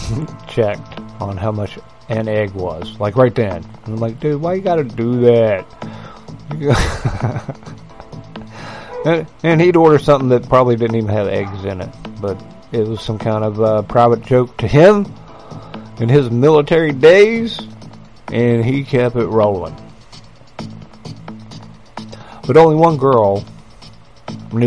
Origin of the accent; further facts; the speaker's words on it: United States; I'm American